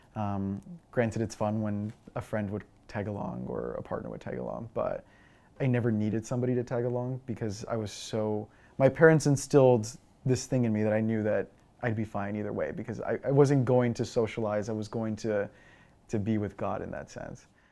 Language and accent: English; Eagle Pass, Texas, United States; moved away; I'm originally from Eagle Pass, Texas